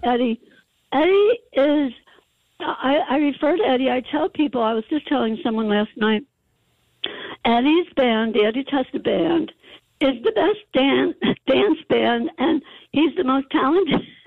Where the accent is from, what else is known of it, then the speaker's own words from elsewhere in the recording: Asbury Park, New Jersey, United States; moved away as an adult; also born or lived in San Diego; I grew up in Asbury Park